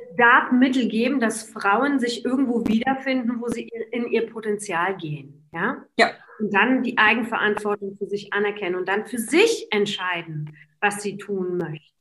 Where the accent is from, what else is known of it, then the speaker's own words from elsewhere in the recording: Poland; moved away; selber als Polen